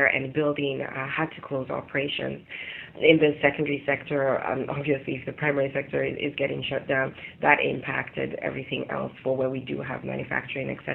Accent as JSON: {"language": "English", "country": "Sierra Leone", "tie": "born or raised there", "also_born_or_lived": "Europe", "moved": "yes", "said": "I am of Sierra Leonean heritage. I was born in Europe and I lived in Sierra Leone for 15 years and I went to school there"}